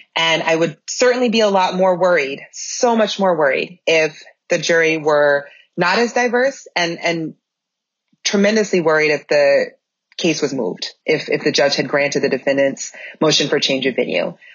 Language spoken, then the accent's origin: English; Minnesota, United States; moved away as an adult; also born or lived in Georgia / North Carolina; I have an obligation as a Minnesotan, um, for having lived away for 15 years